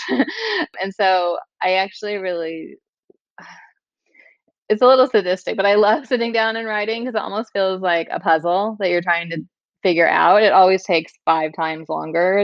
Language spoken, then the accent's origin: English; Kansas City, United States; moved away as an adult; also born or lived in New York City / San Francisco; now in Minneapolis, United States; I grew up in Kansas City. I left Kansas City when I was 18.